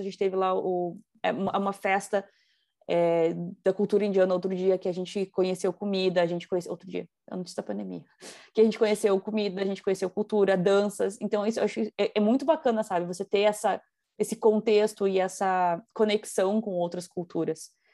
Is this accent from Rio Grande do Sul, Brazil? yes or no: yes; Rio Grande do Sul, Brazil; moved away as an adult; now in Toronto, Canada; eu sou acostumada com a cultura gaúcha, sou gaúcha